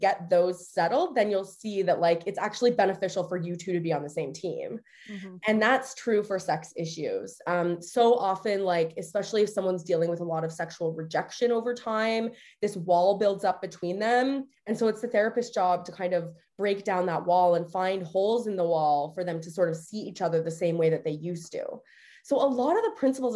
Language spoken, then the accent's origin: English; Canada; now in United States; I am Canadian